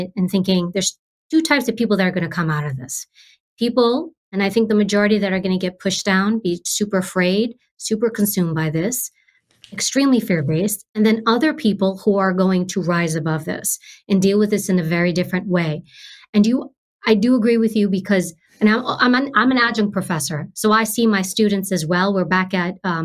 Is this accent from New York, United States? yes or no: yes; New York, United States; I grew up in New York, high crime area, public housing, government housing